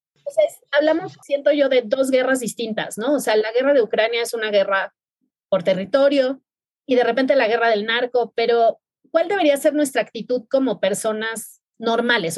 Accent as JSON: {"language": "Spanish", "town": "Mazatlán", "region": "Sinaloa", "country": "Mexico", "said": "Yo soy de Mazatlán, Sinaloa"}